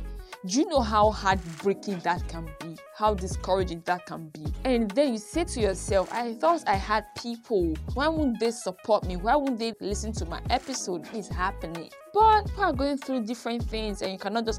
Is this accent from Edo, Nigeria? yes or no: yes; Benin City, Edo, Nigeria; accent: Benin; my Benin accent